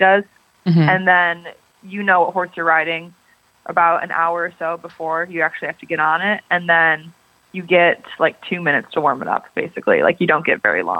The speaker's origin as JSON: {"language": "English", "town": "Harrison Township", "region": "Michigan", "country": "United States", "tie": "born or raised there", "moved": "as an adult", "lives_now": "Athens, United States", "said": "I grew up actually outside of Detroit, Michigan, in this city called Harrison Township"}